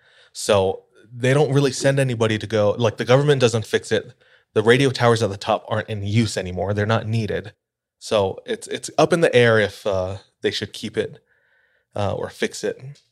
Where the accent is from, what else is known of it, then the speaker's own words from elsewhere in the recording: Hawaii, United States; So I'm just hyping up my hometown.